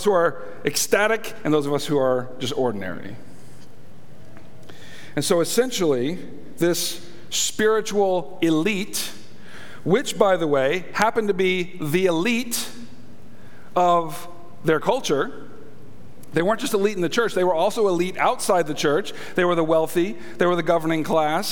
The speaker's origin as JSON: {"language": "English", "country": "United States", "said": "I'm an American, and that's how we say it here in America"}